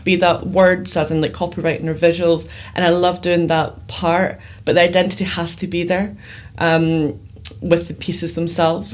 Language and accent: English; Glasgow, Scotland, United Kingdom; I grew up in Glasgow, Scotland